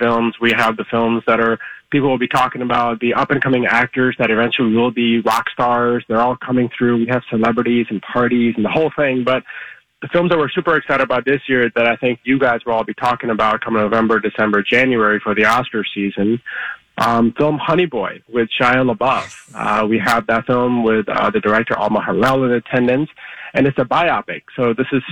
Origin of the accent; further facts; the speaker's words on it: India; now in United States; I was born in India